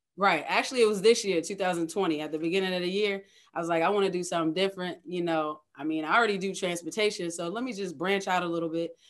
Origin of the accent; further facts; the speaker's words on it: Middlesex County, Virginia, United States; moved away as an adult; also born or lived in Hampton Roads (757), Virginia; now in Hampton Roads, United States; I'm originally from Middlesex County, Virginia, which is a small rural town in Virginia country.